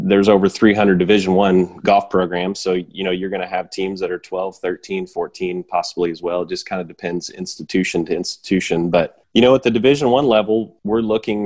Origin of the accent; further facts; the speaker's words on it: Springfield, Missouri, United States; also born or lived in Columbia, Missouri; being able to coach in my hometown